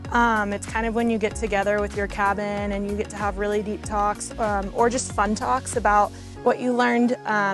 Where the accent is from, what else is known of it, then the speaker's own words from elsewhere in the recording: San Luis Obispo, California, United States; I'm from San Luis Obispo, California, so we call it the Central Coast. It's kind of right in between San Francisco and LA.